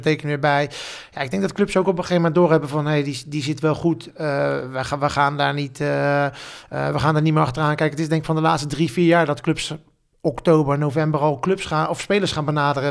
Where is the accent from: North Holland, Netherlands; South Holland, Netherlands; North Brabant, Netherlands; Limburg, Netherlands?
South Holland, Netherlands; The Hague; voor mij als, als Hagenees